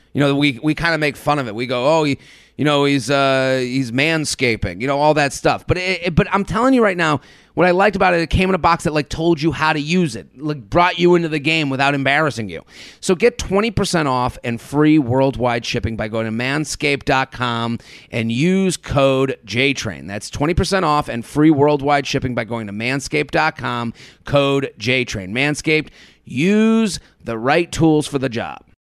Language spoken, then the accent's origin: English; Boston, Massachusetts, United States; as a Bostonian